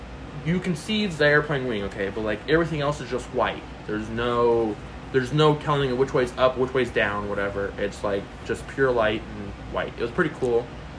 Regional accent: Indiana, United States; I say Indiana. They're not gonna know where I live in Indiana.

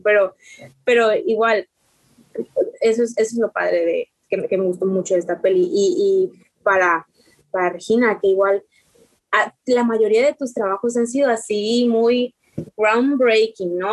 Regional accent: Quintana Roo, Mexico; yo soy de Quintana Roo

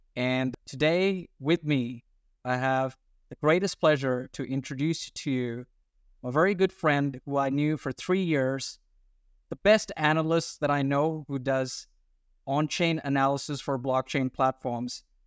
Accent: Australia; accent: weird accent; also born or lived in India / Sydney, Australia; I'm an Indian Australian, by the way. That's why the weird accent, but with an Indian ethnic outlook

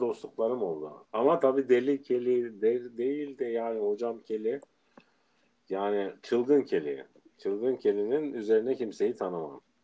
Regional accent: Adana, Turkey; moved away as an adult; Adana'dan gelmişim. Sosyete ortamında yetişmişim

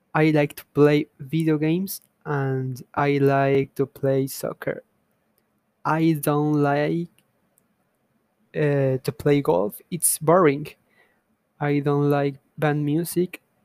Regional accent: Veracruz, Mexico; English is a second language; I was born in Veracruz. I am Mexican.

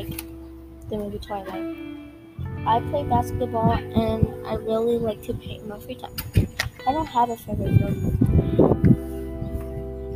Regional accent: San Angelo, Texas, United States; I was born in San Angelo, Texas, and I have not lived anywhere else

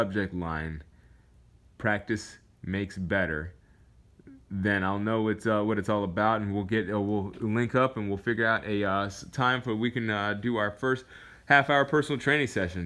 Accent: Alaska, United States; moved away; I came from Alaska.

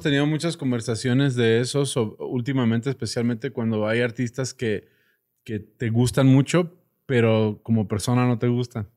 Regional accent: United States; now in Mexico; mi infancia en Estados Unidos

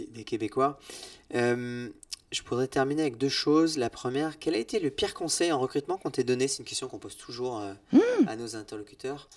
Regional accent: Brittany, France; je suis breton

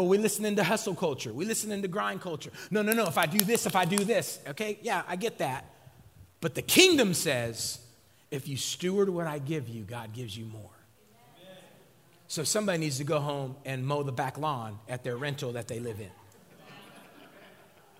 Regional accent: West Coast, United States; I'm from the West Coast.

